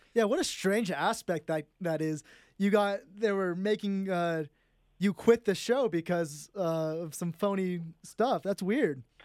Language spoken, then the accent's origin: English; San Jose, California, United States; moved away; I'm from San Jose, California